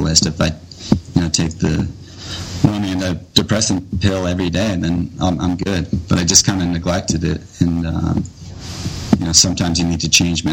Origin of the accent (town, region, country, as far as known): United States; born or raised there